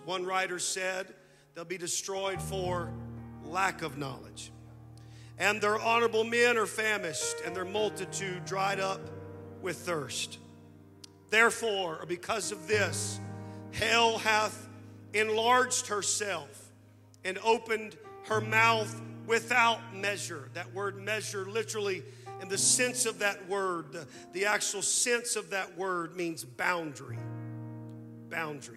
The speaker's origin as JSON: {"language": "English", "town": "Anthony", "region": "Kansas", "country": "United States", "tie": "born or raised there", "also_born_or_lived": "Moss Bluff, Louisiana", "moved": "yes", "said": "After the divorce, we moved from Moss Bluff, Louisiana, to a small town in Anthony, Kansas"}